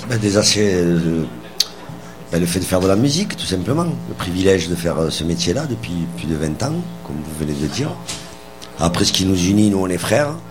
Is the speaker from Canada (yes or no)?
no; Toulouse, Occitania, France; chez nous à Toulouse